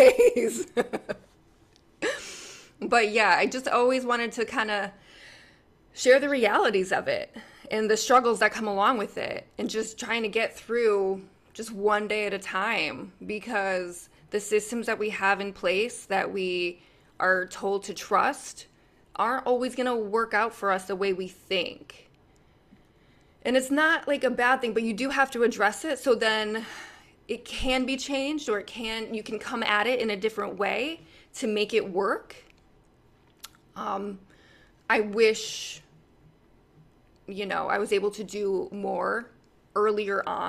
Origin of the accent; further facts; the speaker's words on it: United States; I as an American